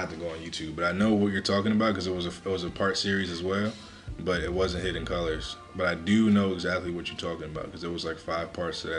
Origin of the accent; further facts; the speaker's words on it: New Jersey, United States; where I grew up in Jersey